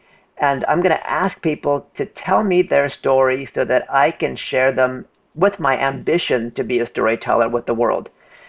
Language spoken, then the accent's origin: English; Oakland, California, United States; I grew up in Oakland